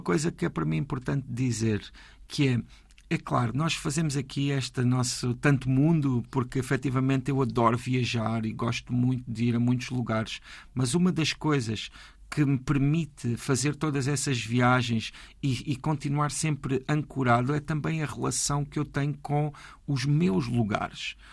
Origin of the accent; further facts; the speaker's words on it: Alentejo, Portugal; now in Paço de Arcos, Portugal; no Alentejo, a minha terra